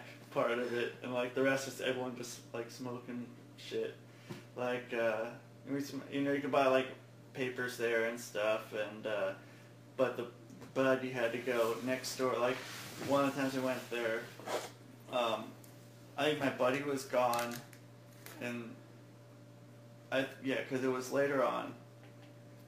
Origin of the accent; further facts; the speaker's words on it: West Linn, Oregon, United States; I'm from West Lynn